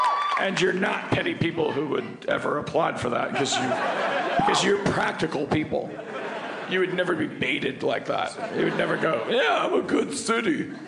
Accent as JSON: {"language": "English", "region": "New York", "country": "United States", "said": "Yeah, I'm …. I'm from New York."}